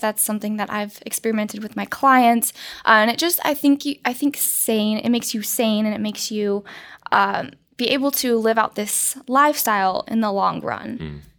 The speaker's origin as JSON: {"language": "English", "region": "Colorado", "country": "United States", "tie": "born or raised there", "said": "I grew up in Colorado"}